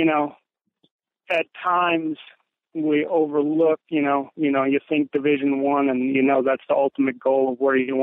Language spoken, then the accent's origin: English; Lakeland, Wisconsin, United States; I came back to my hometown and I started coaching at a program